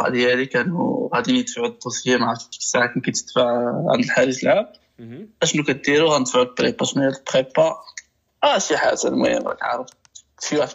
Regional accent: Morocco

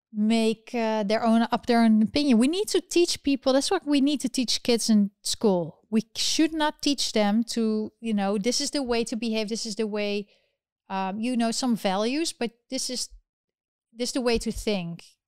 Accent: Netherlands; moved away; I'm originally from the Netherlands

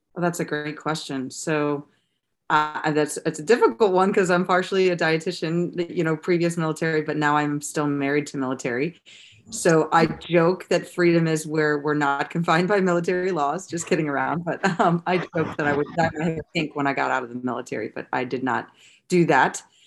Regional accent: St. Louis, Missouri, United States; moved away as an adult; also born or lived in Rhode Island; now in Jacksonville, United States; I'm from Saint Louis, Missouri, where I grew up. I was basically born and raised there until I was twenty-four when I joined the Navy.

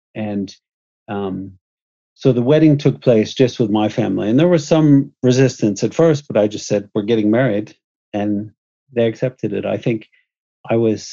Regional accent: United States; moved away as an adult; also born or lived in Houston / New York / San Francisco / Utah; I'm American

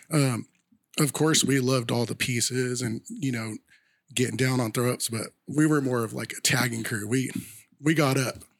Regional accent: Sacramento, California, United States; we grew up in North Sacramento

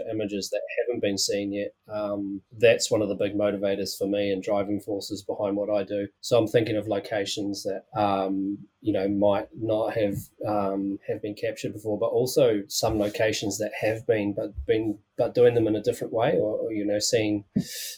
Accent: New Plymouth, Taranaki, New Zealand; now in Wanaka, New Zealand; I'm originally from New Plymouth.

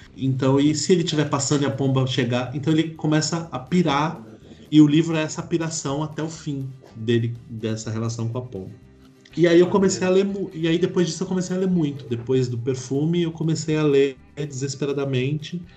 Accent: São Paulo, Brazil; also born or lived in Belo Horizonte; eu cresci ali, eu morei ali até os, até os 10

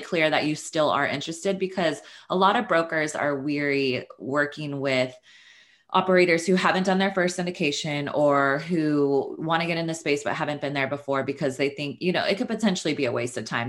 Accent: Sacramento, California, United States; moved away as an adult; now in Los Angeles, United States; I am from Northern California. I'm from Sacramento. uh, grew up there

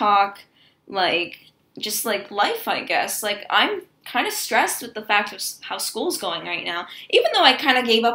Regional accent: United States; now in Canada; I'm from America

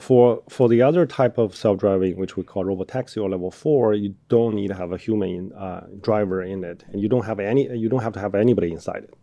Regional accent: Inner Mongolia, China; moved away as an adult; also born or lived in Birmingham, Alabama, United States; now in United States; I grew up, I was born in China

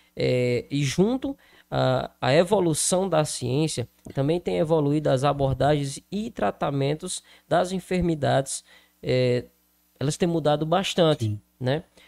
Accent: Crato, Ceará, Brazil; now in Juazeiro do Norte, Brazil; Eu sou do Crato, Hoje moro no Juazeiro, mas morei ali, inclusive, na Vila Alta, muito próximo ao Santa Teresa

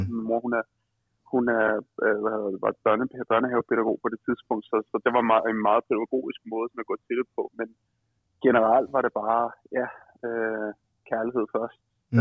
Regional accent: Copenhagen, Capital Region of Denmark, Denmark; moved away as an adult; also born or lived in Nørrebro, Copenhagen; så er jeg født opvokset på Østerbro, faktisk født på Nørrebro

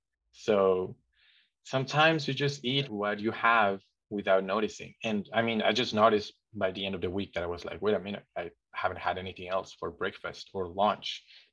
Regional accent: Mexico; But even growing up, I still felt pretty unsafe going outside my house

